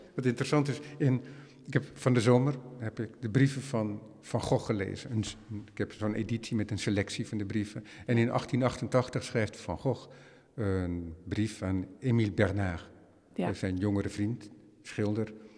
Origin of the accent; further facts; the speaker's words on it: Netherlands; wij als Hollander